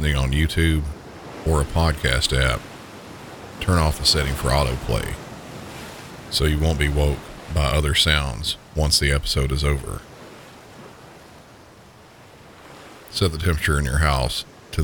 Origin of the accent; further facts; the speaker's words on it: the South, United States; accent: Southern; my normal Southern accent